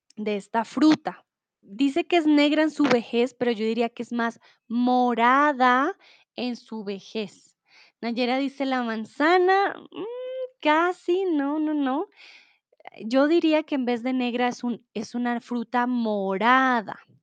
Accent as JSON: {"language": "Spanish", "region": "Bogotá", "country": "Colombia", "said": "Soy de Colombia, de Bogotá"}